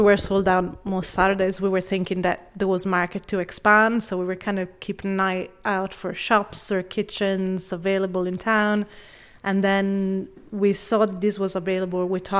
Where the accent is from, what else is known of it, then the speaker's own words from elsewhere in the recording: Florence, Tuscany, Italy; now in Ireland; I am. I'm from Florence originally. I have been living here 16 years this year. And yes, I pick up the accent quite a bit.